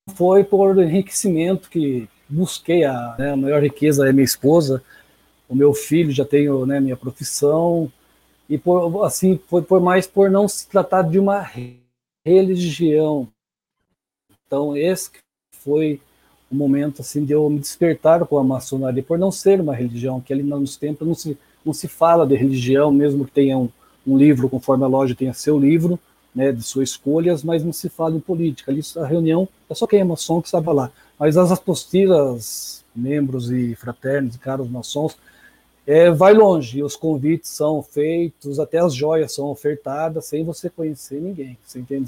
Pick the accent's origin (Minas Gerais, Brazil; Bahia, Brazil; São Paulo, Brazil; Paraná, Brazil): São Paulo, Brazil; Sarapuí; now in Sorocaba, Brazil; as raízes, uma cidade bem pequena, vinda de uma cidade de Sarapuí talvez alguns devem conhecer, mas resido hoje na, aqui na Zona Norte, em Sorocaba